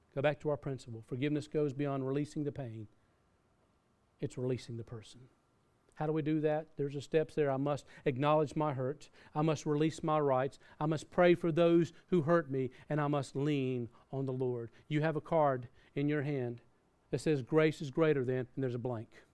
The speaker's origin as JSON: {"language": "English", "region": "the South", "country": "United States", "tie": "born or raised there", "said": "I grew up in the South"}